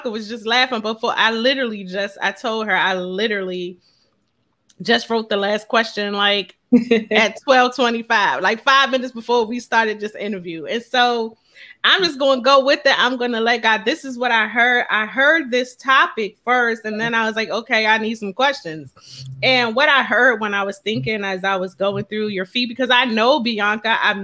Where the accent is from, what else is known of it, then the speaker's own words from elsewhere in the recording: Philadelphia, Pennsylvania, United States; We're both from Philly